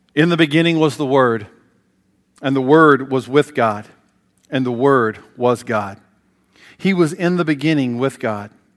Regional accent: Bristol, Tennessee, United States; I grew up in Bristol, Tennessee

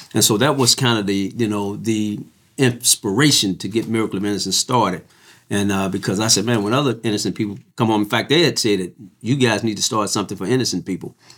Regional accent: Missouri, United States; I'm from Missouri.

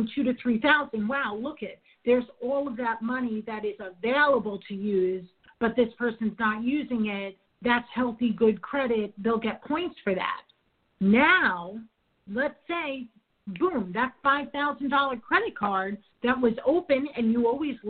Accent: New York, United States; I'm from New York

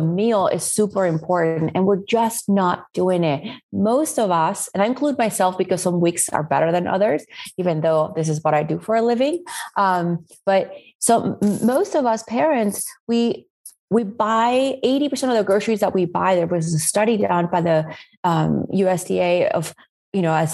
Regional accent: Spain; now in New Orleans, United States; I was born and raised in Spain.

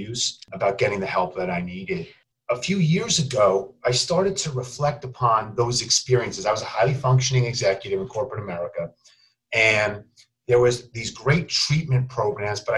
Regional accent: New York, United States; I grew up in New York

